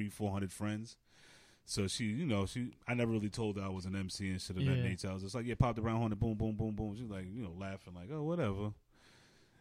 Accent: New York City, New York, United States; I'm from Stapleton, Staten Island

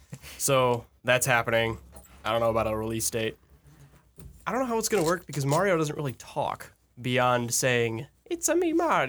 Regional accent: Australia; We're from Australia.

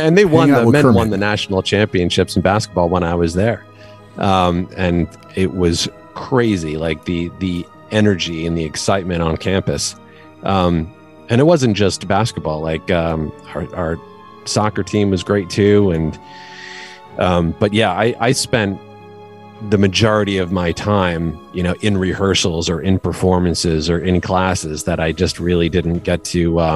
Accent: New England, United States; now in California, United States; I've lived through some incredibly frigid winters growing up in New England. And that I think that in the time that I've spent in California now, my blood has gotten thinner.

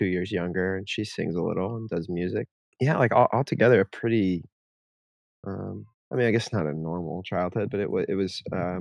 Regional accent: Jacksonville, Florida, United States; moved away as an adult; also born or lived in New York City; now in Seattle, United States; I moved to Florida when I was 5. So I'm from New York, though I try to distance myself from being a New York City boy of any kind, but I grew up by the beach in Florida

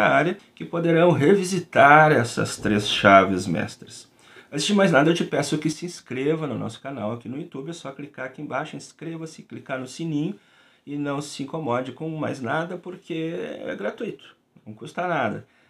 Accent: Rio Grande do Sul, Brazil; eu sou aqui do Rio Grande do Sul

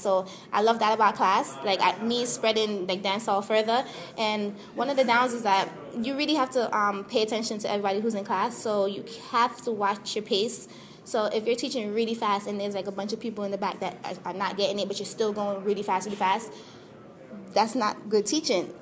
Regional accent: Jamaica; now in United States; I'm Jamaican, born and raised

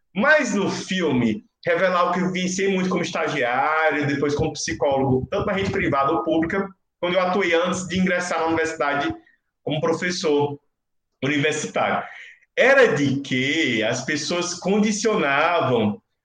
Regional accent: Northeast Brazil, Brazil; criança nordestina da, da, de origens rurais

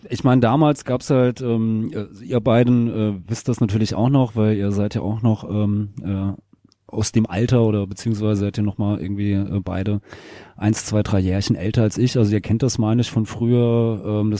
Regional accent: Hesse, Germany; Äh, weil da, wo ich herkomme aus dem Rheingau, da gab's halt äh, nichts mit, mit Punkrock.

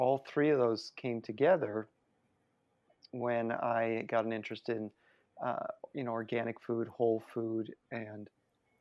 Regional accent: Miami, Florida, United States; moved away; I'm from Miami

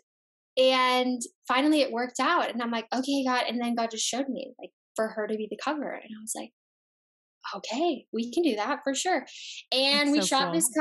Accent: Chicago, Illinois, United States; I'm from Chicago

